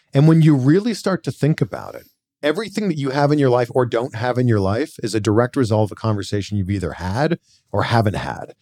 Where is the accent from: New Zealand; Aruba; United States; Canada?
Canada; Pickering, Ontario; Grew up in a town called Pickering, Ontario, population like ninety-two thousand.